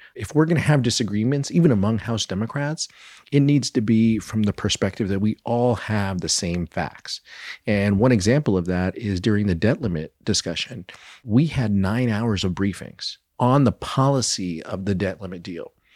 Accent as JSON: {"language": "English", "area": "Inland Empire", "region": "California", "country": "United States", "tie": "born or raised there", "said": "the lived experiences that, that I've had growing up in the Inland Empire"}